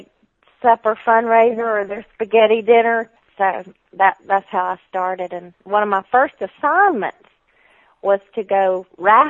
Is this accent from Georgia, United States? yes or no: yes; Georgia, United States; moved away; when I was a little girl, you can tell by my accent, that we lived a considerable amount of time in Georgia, and one of the towns was near Augusta